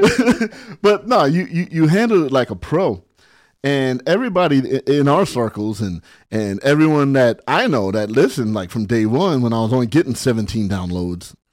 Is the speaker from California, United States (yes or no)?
yes; Barstow, California, United States; also born or lived in San Bernardino, California; I lived in my sister's shadow growing up in Barstow.